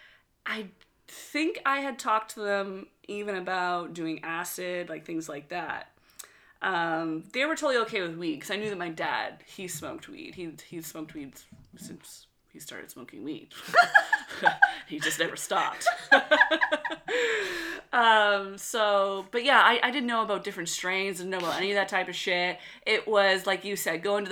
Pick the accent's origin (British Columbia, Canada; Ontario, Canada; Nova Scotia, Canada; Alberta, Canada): Nova Scotia, Canada; Westville; my hometown of Westville, Nova Scotia